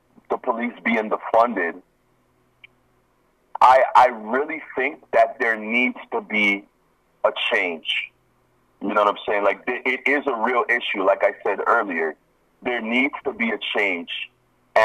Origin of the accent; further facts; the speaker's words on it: Nigeria; moved away; I am from Africa. Yes. I am from Nigeria